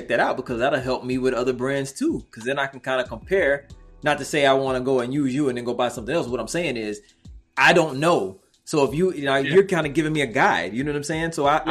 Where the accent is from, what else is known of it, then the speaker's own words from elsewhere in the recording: Waveland, Mississippi, United States; Yeah, I'm from Waveland, Mississippi. So, you know, down there, Black folks hunt.